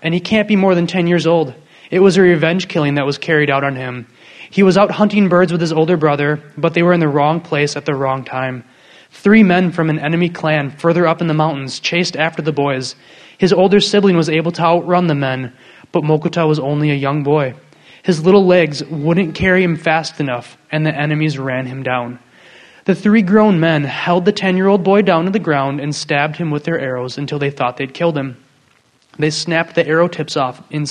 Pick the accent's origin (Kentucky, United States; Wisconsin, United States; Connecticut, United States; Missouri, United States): Wisconsin, United States; Waukesha; also born or lived in Southern California; I'm from Wisconsin. I grew up in Waukesha, near Milwaukee.